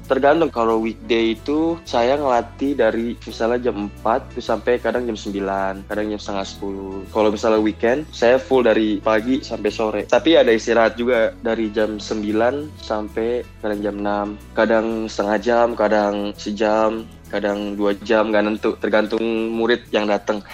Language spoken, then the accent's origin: Indonesian; Jakarta, Indonesia; moved away as an adult; also born or lived in Kudus; now in Germantown, United States; Dari Jakarta.